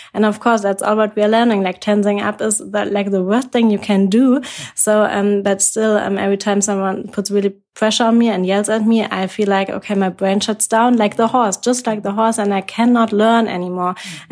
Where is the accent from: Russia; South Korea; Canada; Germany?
Germany; I'm from Germany